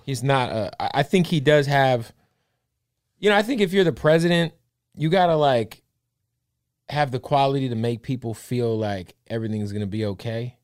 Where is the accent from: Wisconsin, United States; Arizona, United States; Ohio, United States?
Arizona, United States; Phoenix; I'm from Phoenix